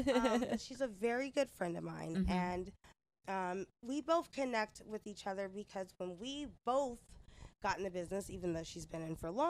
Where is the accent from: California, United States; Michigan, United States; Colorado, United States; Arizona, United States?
California, United States; Sacramento; now in Las Vegas, United States; Sacramento is where I'm from.